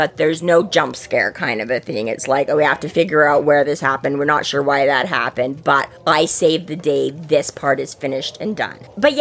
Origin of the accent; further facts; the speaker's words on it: Canada; We're Canadians